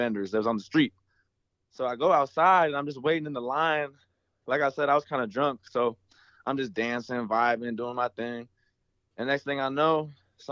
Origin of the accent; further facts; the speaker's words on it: Chicago, Illinois, United States; now in Ohio, United States; I grew up in Chicago